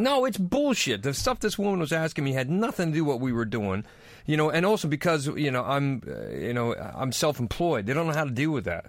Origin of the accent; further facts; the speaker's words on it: United States; now in London, United Kingdom; I'm American